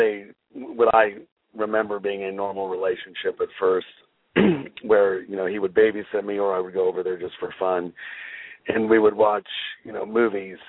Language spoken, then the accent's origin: English; Bakersfield, California, United States; also born or lived in Ridgecrest, California; We moved from Ridgecrest to Bakersfield, California, when I was eight